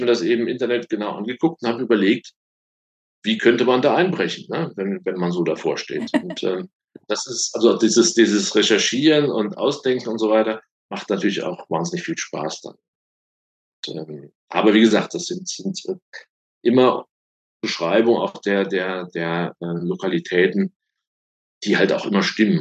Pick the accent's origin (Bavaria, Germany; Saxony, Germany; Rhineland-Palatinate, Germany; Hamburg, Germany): Rhineland-Palatinate, Germany; Oppenheim; Ich komme aus Oppenheim, aus dem schönen Rheinhessen